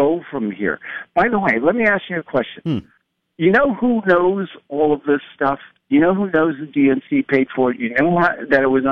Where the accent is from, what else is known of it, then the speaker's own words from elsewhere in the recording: Huntington, New York, United States; moved away; also born or lived in California; I'm from Huntington, New York, and Glencoe